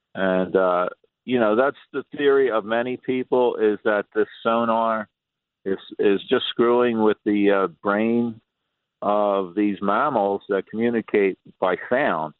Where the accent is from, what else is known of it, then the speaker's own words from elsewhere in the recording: Atlantic City, New Jersey, United States; born and raised in Atlantic City, lifeguard, sailor